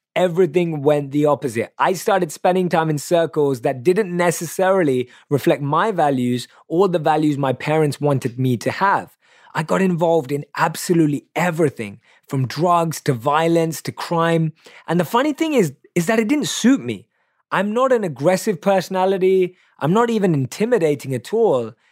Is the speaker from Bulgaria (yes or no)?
no; London, United Kingdom; I was born and raised in London, obviously you can tell by my accent